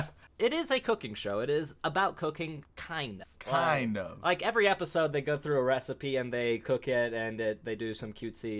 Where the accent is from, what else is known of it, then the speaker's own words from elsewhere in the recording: United States; Yeah, well, and we're American.